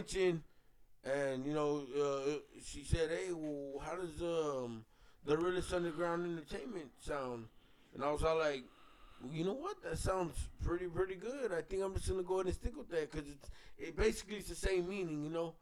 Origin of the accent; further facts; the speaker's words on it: Texas, United States; I'm from Texas, man, so I grew up around a lot of that drill shit